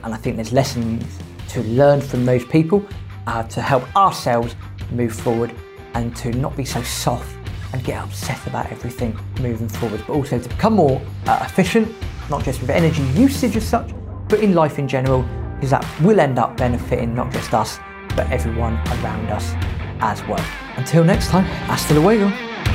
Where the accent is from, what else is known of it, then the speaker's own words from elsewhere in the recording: United Kingdom; as British people, we are quite resilient when we need to be